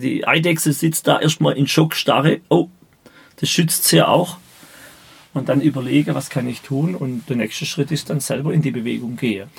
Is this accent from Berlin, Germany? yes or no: no; Baden-Württemberg, Germany; Ich spreche mein Dialekt und da stehe ich dazu